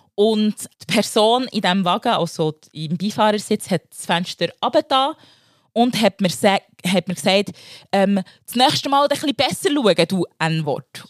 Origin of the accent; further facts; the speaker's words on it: Bern, Switzerland; also born or lived in Democratic Republic of the Congo; vom Kanton Bern.